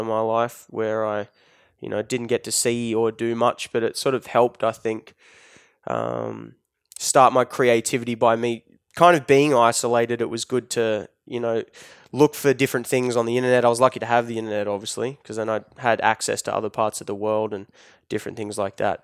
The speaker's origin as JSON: {"language": "English", "town": "Newcastle", "region": "New South Wales", "country": "Australia", "tie": "born or raised there", "said": "if you go twenty minutes, thirty minutes inland, you get farms, which is where I grew up"}